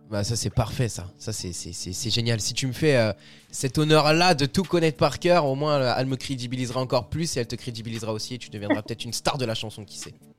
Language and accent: French; France; chez nous en France